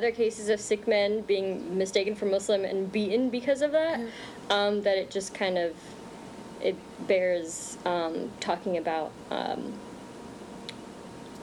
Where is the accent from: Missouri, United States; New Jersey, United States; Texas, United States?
New Jersey, United States; North Bergen; also born or lived in Bronx, New York; I remember when we first moved to Jersey from New York, the first thing I remember, it was the first time I actually felt my brownness. Because when I grew up in the Bronx, I was there until I was about 10.